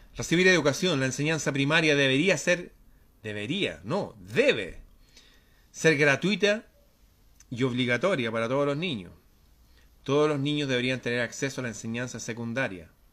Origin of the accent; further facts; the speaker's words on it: Chile; en mi país